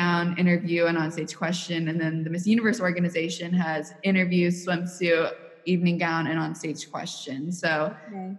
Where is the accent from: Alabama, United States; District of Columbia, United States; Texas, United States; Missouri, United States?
Missouri, United States; accent: Missouri; maybe I'll lose my Missouri accent. And then when I come back to Kansas City